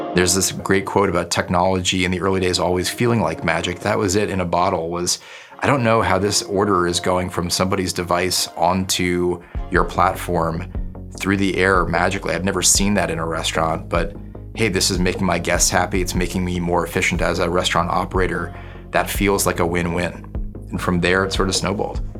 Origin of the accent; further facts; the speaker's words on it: Newton, Massachusetts, United States; moved away as an adult; also born or lived in New Haven, Connecticut / New York City; my hometown of Newton, Massachusetts